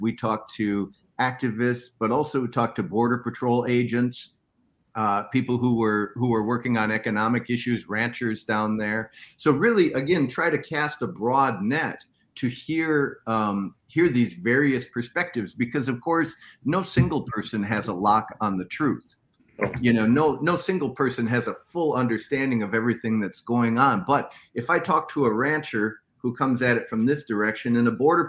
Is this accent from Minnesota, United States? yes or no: yes; Minnesota, United States; So I'm from Minnesota. Minnesota is a bad place to be living in a trailer in January.